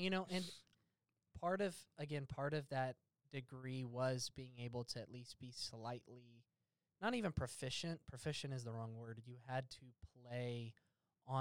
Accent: the South, United States; it's hard being a Southerner

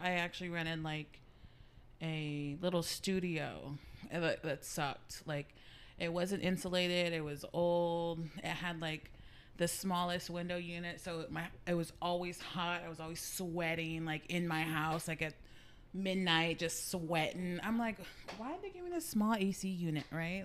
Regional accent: San Antonio, Texas, United States; I grew up here in San Antonio

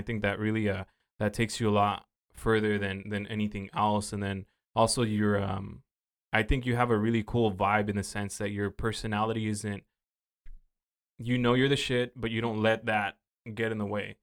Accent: Oxnard, California, United States; I've been through some shit growing up in South Oxnard

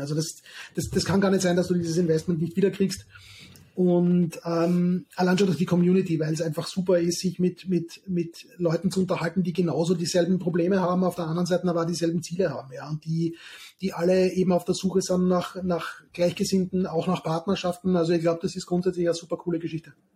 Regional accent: southern Austria, Austria; moved away; aus meiner alten Heimat im Süden von Österreich

